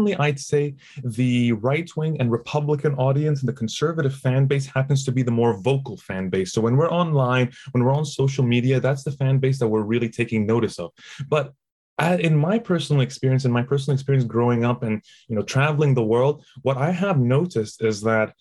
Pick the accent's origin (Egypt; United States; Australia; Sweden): Egypt; moved away as an adult; also born or lived in Toronto, Canada; I grew up in Egypt